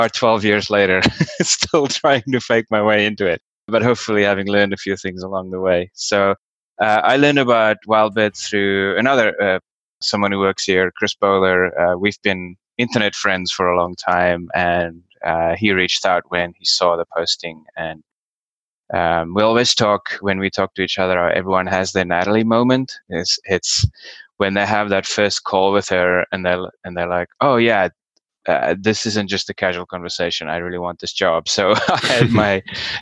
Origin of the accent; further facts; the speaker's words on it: South Africa; moved away as an adult; also born or lived in Australia / Bay Area, United States; I was born and raised in South Africa, studied there, and then moved to Australia to keep studying.